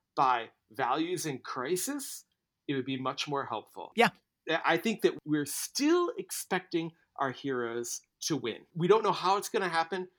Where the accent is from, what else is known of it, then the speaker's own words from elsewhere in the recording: Midwest, United States; a Midwesterner